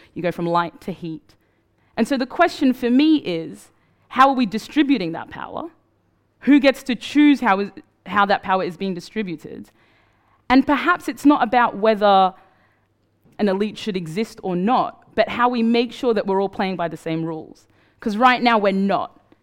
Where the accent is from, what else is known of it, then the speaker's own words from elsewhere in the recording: Australia; moved away; also born or lived in Sudan; I grew up in Australia